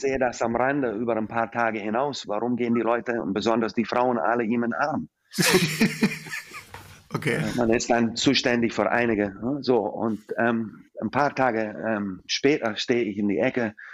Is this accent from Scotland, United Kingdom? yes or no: yes; Scotland, United Kingdom; German is a second language; now in Germany; als alte Schotte